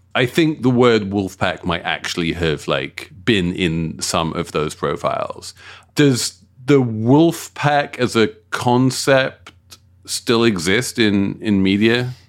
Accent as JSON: {"language": "English", "region": "London", "country": "United Kingdom", "tie": "born or raised there", "said": "my hometown of South London"}